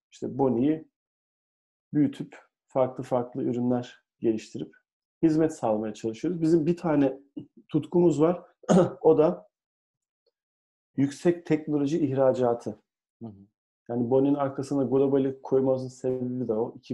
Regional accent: Ankara, Turkey; moved away as an adult; now in Istanbul, Turkey; Ankaralıyım. Gurur duyuyorum Ankara olmaktan. İstanbul'a geldim. E, geç de geldim. 29 yaşında İstanbul'a geldim.

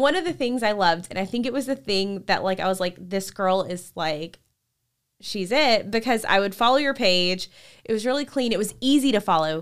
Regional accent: Shreveport, Louisiana, United States; entire life in Louisiana

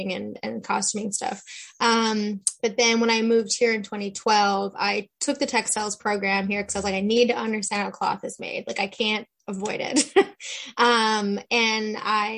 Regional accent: Alberta, Canada; moved away as an adult; now in Newfoundland, Canada; when I was eight, we moved to Alberta

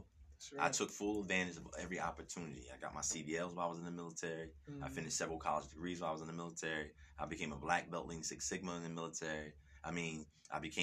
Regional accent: Camden, New Jersey, United States; I am born and raised in Camden

